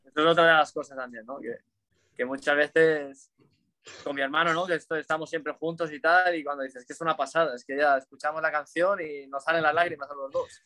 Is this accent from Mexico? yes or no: no; Cocentaina, Valencian Community, Spain; moved away as an adult; now in Malaysia; yo me crié en Valencia